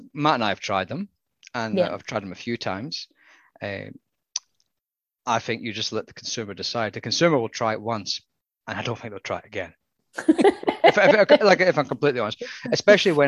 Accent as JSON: {"language": "English", "region": "Scotland", "country": "United Kingdom", "moved": "yes", "lives_now": "Australia", "said": "As a Scotsman"}